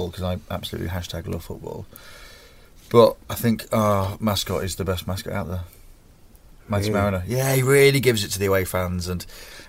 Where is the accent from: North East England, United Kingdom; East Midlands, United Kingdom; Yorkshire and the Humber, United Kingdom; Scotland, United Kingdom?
Yorkshire and the Humber, United Kingdom; Grimsby; Because I'm from Grimsby Town.